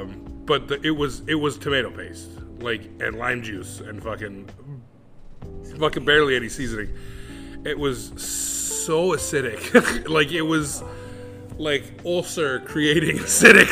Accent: California, United States; moved away as an adult; also born or lived in Mexico; now in Hawaii, United States; I'm from California

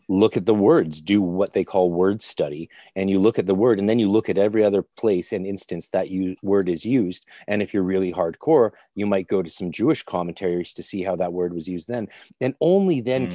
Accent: Canada; also born or lived in Ireland / Scotland; I'm Canadian

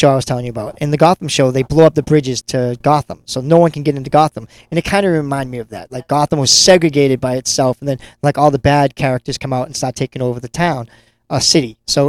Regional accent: Lynn, Massachusetts, United States; my hometown of Lynn, Massachusetts.

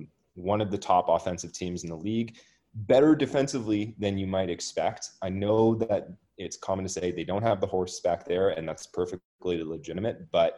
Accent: Toronto, Ontario, Canada; I have to give a little bit of good karma to my hometown team. So I'm going to go with the Toronto Maple Leafs

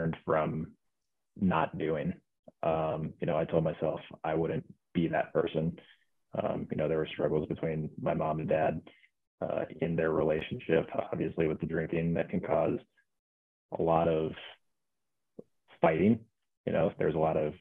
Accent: Omaha, Nebraska, United States; moved away as an adult; also born or lived in Lincoln, Nebraska; now in Denver, United States; born and raised in Omaha, Nebraska.

